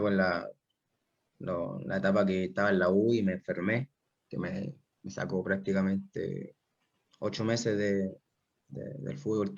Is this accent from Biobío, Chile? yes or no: yes; Concepción, Biobío, Chile; yo soy de Concepción, casi toda mi familia es de Concepción